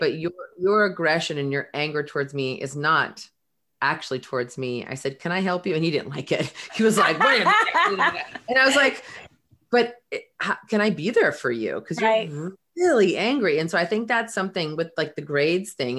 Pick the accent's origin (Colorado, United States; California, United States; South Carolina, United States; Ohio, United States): California, United States; Belmont; grew up in um, right here, well, in Belmont.